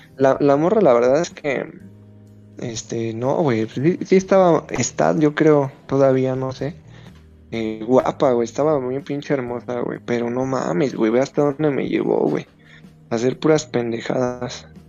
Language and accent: Spanish; Mexico City, Mexico; Soy de México, güey. Eh, soy precisamente La Habana, va a ubicar, soy de Iztacalco, güey. Un barrio muy pesado